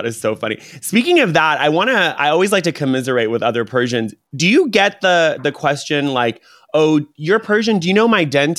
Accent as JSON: {"language": "English", "area": "Orange County", "region": "California", "country": "United States", "tie": "born or raised there", "said": "I grew up in Orange County, so a lot of white people."}